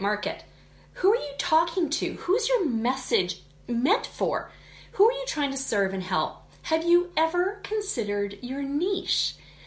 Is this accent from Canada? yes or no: yes; Canada; I'm Canadian, so we say niche.